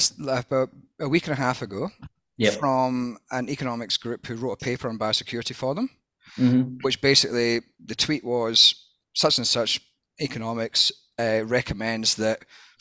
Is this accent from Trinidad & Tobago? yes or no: no; Scotland, United Kingdom; now in Australia; I'm Scottish as well